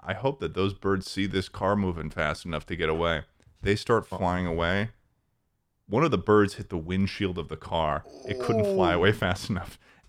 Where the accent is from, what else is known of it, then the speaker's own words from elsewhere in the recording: Massachusetts, United States; now in Texas, United States; I was born in Massachusetts, where smart people live.